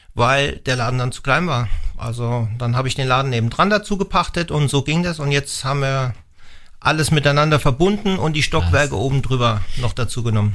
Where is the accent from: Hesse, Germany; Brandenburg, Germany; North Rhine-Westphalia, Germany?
Hesse, Germany; moved away as an adult; now in Wallertheim, Germany; ich komme aus Hessen